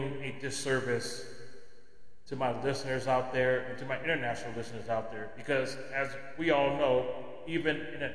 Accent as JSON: {"language": "English", "country": "United States", "said": "as an American"}